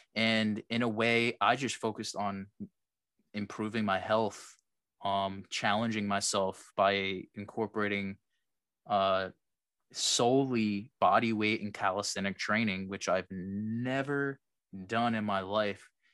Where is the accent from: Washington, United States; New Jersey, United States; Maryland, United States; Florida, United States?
New Jersey, United States; I'm from Jersey